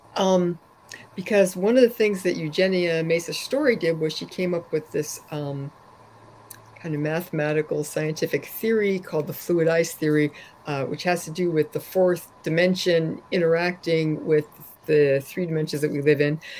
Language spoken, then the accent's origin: English; California, United States; I grew up in California